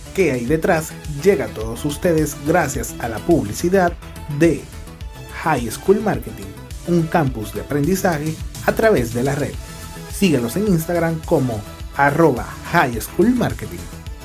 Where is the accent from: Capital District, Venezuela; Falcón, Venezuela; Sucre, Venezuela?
Sucre, Venezuela; Carúpano; yo soy de Carúpano